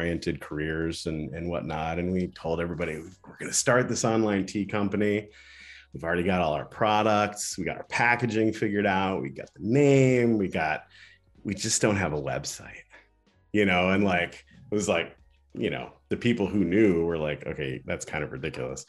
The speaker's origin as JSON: {"language": "English", "town": "Ann Arbor", "region": "Michigan", "country": "United States", "said": "I'm from Ann Arbor"}